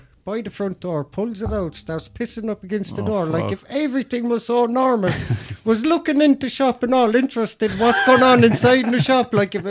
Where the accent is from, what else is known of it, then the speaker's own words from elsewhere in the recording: Limerick, Munster, Ireland; we're from Limerick.